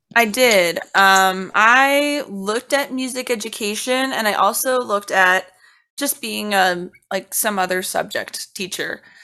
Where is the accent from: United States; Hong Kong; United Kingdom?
United States; Cincinnati, Ohio; when I was very, very young, like maybe two or three, I was getting services from the Cincinnati Association for the Blind and Visually Impaired